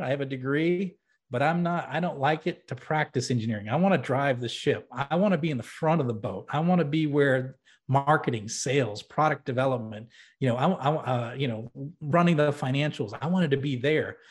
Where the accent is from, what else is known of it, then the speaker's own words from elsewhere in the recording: New Hampshire, United States; I grew up in New England, actually in New Hampshire